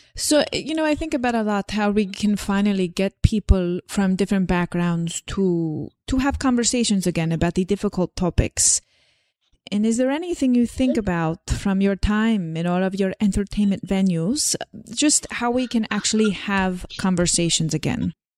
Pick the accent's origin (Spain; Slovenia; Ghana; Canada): Slovenia; moved away; I talk about growing up in Slovenia, but it's not actually how I grew up in Slovenia